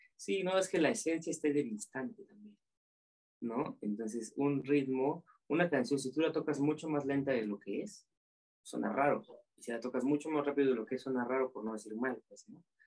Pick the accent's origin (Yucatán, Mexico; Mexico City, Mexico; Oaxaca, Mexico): Oaxaca, Mexico; yo siendo oaxaqueño